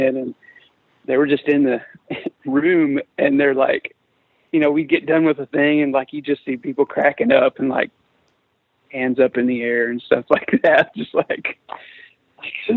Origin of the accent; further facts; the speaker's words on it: Midwest, United States; we're from the Midwest